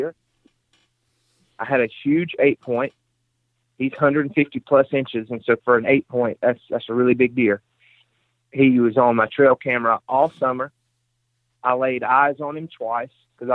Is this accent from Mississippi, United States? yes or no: yes; Mississippi, United States; I'm from Mississippi